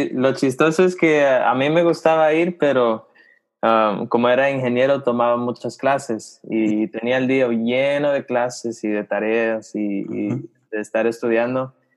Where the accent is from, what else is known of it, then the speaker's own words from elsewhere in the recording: Los Angeles, California, United States; also born or lived in Guatemala; now in Charlotte, United States; soy ah, chapín, pero nacido en, en Los Ángeles